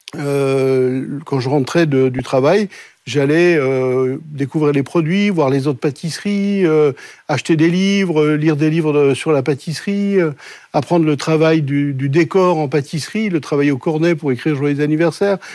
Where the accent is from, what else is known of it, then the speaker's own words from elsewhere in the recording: Colmar, Grand Est, France; moved away; je suis né donc à Colmar, dans une famille dont je suis la quatrième génération de boulanger-pâtissier